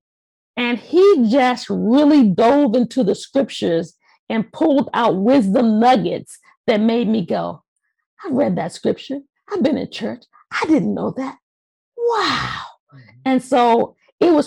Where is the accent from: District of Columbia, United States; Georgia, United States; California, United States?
District of Columbia, United States; Washington; moved away as an adult; now in Mitchellville, United States; I was born and raised in Washington, D.C., and after I got married, we moved out to the suburbs out into Maryland here